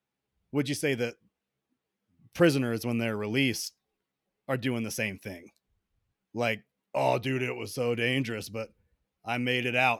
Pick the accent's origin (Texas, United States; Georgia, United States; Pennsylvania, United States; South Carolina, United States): Georgia, United States; Atlanta; I grew up in Atlanta. You don't know anything about Atlanta unless you've been there.